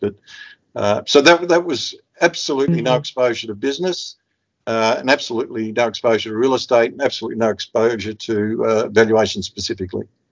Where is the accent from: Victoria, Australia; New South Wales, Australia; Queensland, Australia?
Victoria, Australia; Melbourne; moved away as an adult; now in Budapest, Hungary; I grew up in the uh, western suburbs of Melbourne as the son of, uh, of migrants.